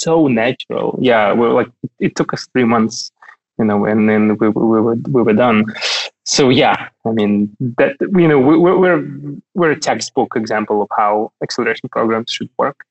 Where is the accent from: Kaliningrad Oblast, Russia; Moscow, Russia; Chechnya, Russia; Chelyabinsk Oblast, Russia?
Kaliningrad Oblast, Russia; Kaliningrad; moved away as an adult; now in Berlin, Germany; Kaliningrad is only 600 kilometers from Berlin. You could drive from my hometown to Berlin.